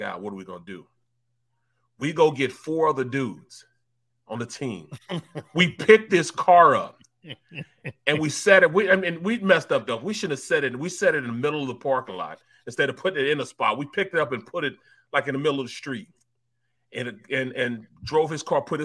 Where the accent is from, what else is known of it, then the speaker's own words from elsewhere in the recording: St. Louis, Missouri, United States; moved away; we're from St. Louis.